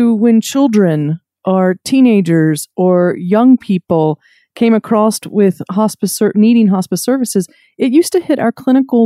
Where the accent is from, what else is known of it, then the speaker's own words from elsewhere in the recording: North Carolina, United States; now in Nebraska, United States; in my home state of North Carolina